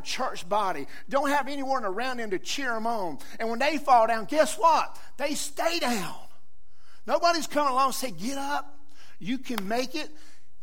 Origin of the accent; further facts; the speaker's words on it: Johnston County, North Carolina, United States; accent: southern; I grew up in Johnson County. I was just a tractor farm boy just like most people here. I grew up on a tobacco patch.